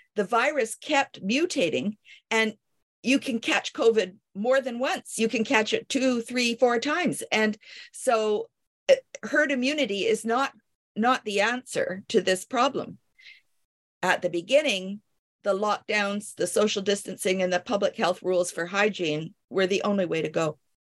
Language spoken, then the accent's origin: English; Canada; also born or lived in Paris, France / Kingston, Ontario; I am a Canadian.